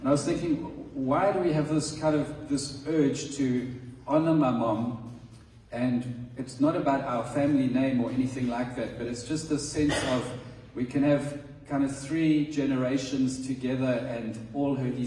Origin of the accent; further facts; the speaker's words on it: South Africa; moved away as an adult; now in Madagascar; we are South African.